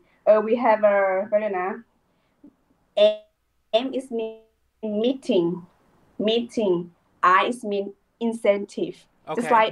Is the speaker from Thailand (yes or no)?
yes; Thailand; I'm from Thailand.